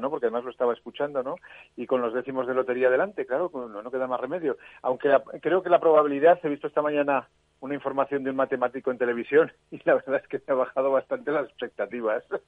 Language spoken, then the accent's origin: Spanish; Zaragoza, Aragon, Spain; en Zaragoza, en mi tierra